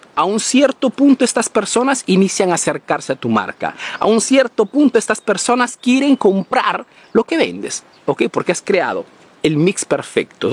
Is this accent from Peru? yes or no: yes; Peru; now in Italy